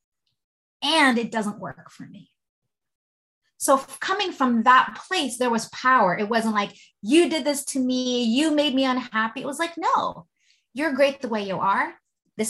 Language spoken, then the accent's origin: English; Philippines; And, you know, I'm Filipino.